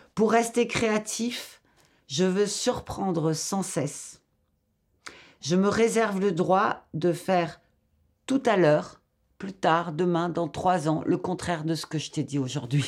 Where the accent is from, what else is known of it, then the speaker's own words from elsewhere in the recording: Algeria; moved away; also born or lived in Paris, France / Lyon, France; Je viens de l'Algérie. J'ai habité Paris, Lyon.